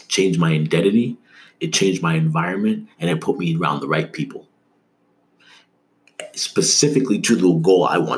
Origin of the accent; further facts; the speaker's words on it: Toronto, Ontario, Canada; also born or lived in Markham; someone growing up in Toronto who had decided that he wanted to live in the States